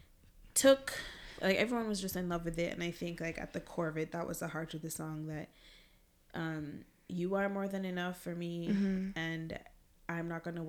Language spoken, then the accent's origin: English; Jamaica; growing up in Jamaica